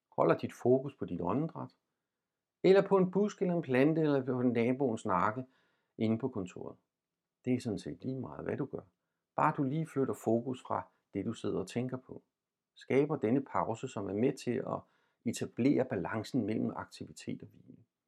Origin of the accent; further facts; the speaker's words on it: Denmark; vi som danskere